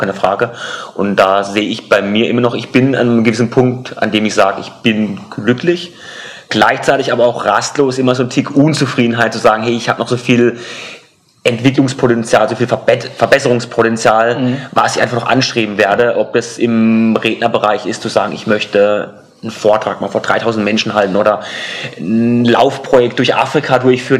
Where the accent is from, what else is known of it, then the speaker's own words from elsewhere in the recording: Karlsruhe, Baden-Württemberg, Germany; meiner Heimatstadt Karlsruhe